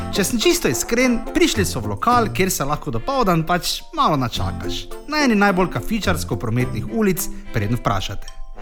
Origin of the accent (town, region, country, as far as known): Maribor, Slovenia